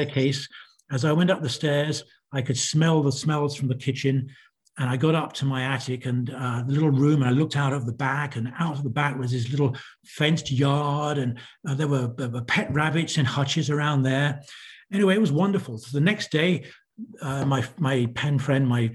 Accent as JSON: {"language": "English", "country": "United Kingdom", "tie": "born or raised there", "moved": "as an adult", "said": "As you can hear from my accent, I'm from the UK originally"}